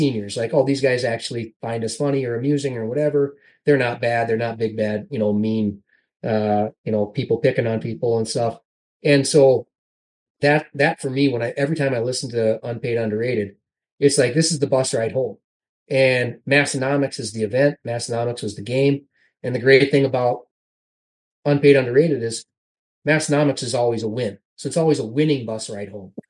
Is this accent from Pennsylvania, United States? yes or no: no; South Dakota, United States; growing up in South Dakota